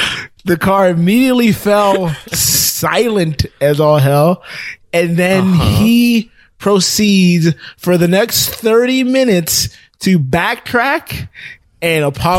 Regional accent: Atlanta, Georgia, United States; Me and Ayanda came from Atlanta

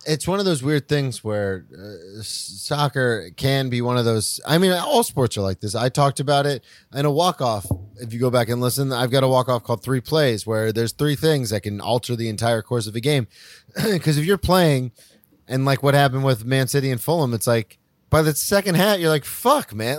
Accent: the South, United States; growing up in the South

